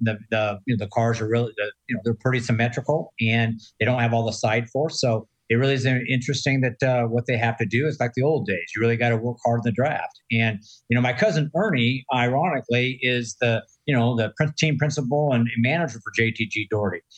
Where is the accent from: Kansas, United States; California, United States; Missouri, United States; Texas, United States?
California, United States; San Diego; moved away; I'm from San Diego, not far from there and originally